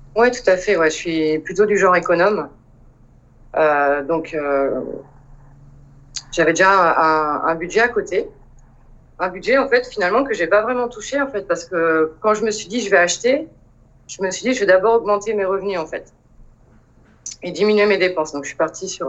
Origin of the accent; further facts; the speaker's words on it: Le Mans, Pays de la Loire, France; moved away as an adult; also born or lived in Montpellier / Paris; Je suis originaire du Mans. Euh, donc j'ai vécu au Mans jusqu'à mes 20 ans.